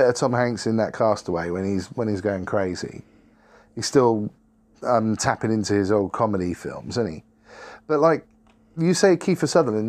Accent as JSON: {"language": "English", "country": "Spain", "said": "I'm from Spain."}